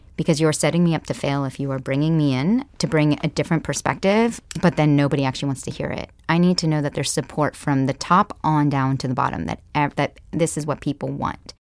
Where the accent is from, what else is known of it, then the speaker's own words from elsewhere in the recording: Palo Alto, California, United States; also born or lived in Kenya; I grew up here in the Silicon Valley.